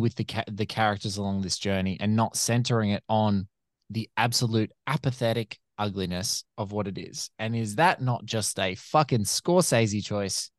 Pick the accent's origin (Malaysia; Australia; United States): Australia; as an Australian